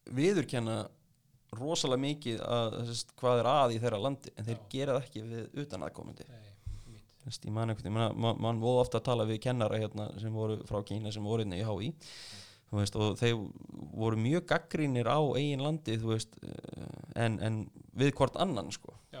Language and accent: Icelandic; Iceland; ég er frá Íslandi